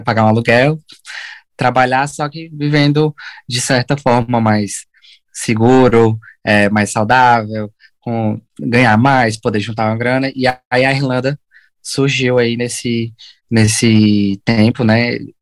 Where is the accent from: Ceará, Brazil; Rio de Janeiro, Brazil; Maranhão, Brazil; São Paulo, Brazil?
Ceará, Brazil; São Benedito; moved away as an adult; also born or lived in Sobral, Brazil; now in Ireland; Aí a gente saiu de, de São Benedito, que é a minha cidade natal, e fomos para Sobral morar lá e fazer essa faculdade